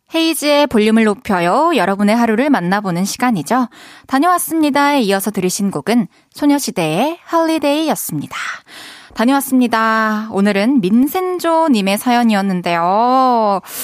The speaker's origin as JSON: {"language": "Korean", "town": "Masan", "region": "South Gyeongsang", "country": "South Korea", "tie": "born or raised there", "said": "진주 바로 옆이죠. 저는 이제 마산에서 자랐는데"}